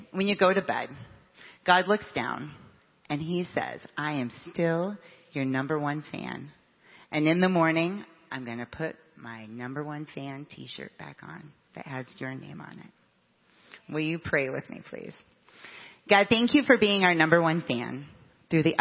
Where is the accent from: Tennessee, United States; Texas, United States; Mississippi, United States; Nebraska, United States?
Nebraska, United States; now in Michigan, United States; I grew up in Nebraska